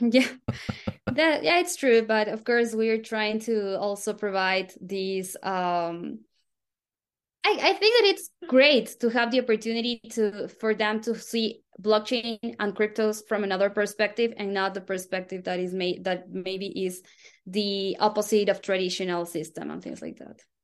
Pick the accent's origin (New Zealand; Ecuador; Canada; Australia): Ecuador; Quito, Pichincha; I am from Quito, Ecuador